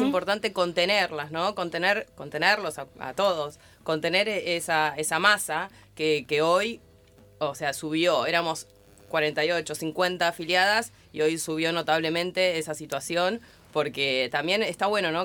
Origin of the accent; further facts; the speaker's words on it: La Matanza, Buenos Aires Province, Argentina; Yo de chica vivía en Lafe, en la Ferrer